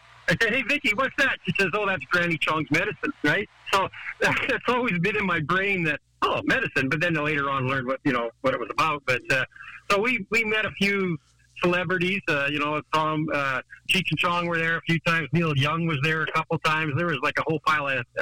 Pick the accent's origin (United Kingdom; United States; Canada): Canada; Vancouver Island, British Columbia; I grew up in Canada on Vancouver Island